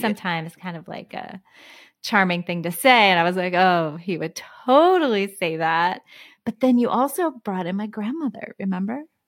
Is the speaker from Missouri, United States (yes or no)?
no; Houston, Texas, United States; the library where I grew up in Houston